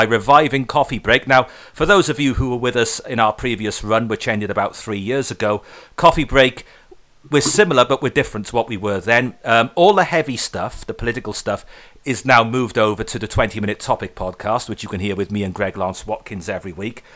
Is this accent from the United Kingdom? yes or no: yes; Welsh, Wales, United Kingdom; I'm Welsh